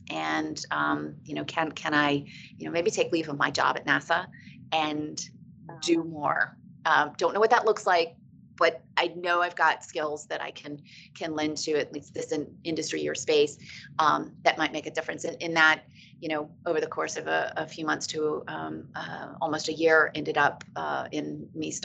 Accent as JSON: {"language": "English", "town": "Virginia Beach", "region": "Virginia", "country": "United States", "tie": "born or raised there", "also_born_or_lived": "Hawaii / Norfolk, Virginia", "said": "I grew up in Virginia Beach and was living back at Norfolk after I returned from Hawaii."}